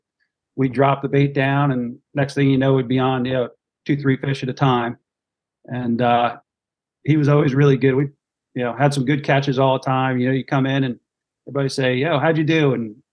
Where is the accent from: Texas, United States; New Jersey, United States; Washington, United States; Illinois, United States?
New Jersey, United States; I grew up in New Jersey